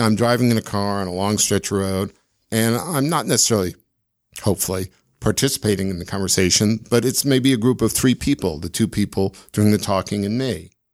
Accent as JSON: {"language": "English", "town": "Washington", "region": "District of Columbia", "country": "United States", "tie": "born or raised there", "also_born_or_lived": "Chicago, Illinois / Evanston, Illinois / Edinburgh, Scotland", "moved": "as an adult", "lives_now": "Salt Lake City, United States", "said": "my dad got transferred to D.C. when I was very young, just a few months old. So essentially, I grew up in D.C"}